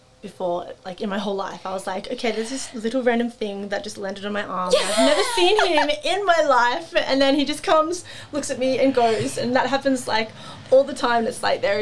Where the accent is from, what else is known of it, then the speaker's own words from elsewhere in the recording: Central Coast, New South Wales, Australia; moved away as an adult; I grew up obviously on the Central Coast